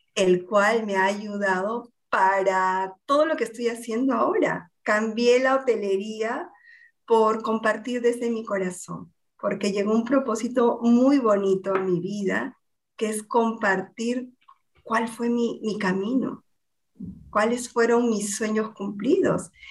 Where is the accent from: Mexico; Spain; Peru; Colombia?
Peru; Lima; also born or lived in Argentina; soy limeña, peruana